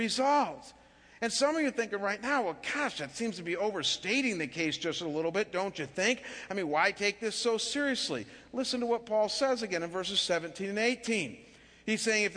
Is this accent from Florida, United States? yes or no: no; Chagrin Falls, Ohio, United States; moved away; living back in my hometown of Chagrin Falls, just outside of Cleveland, Ohio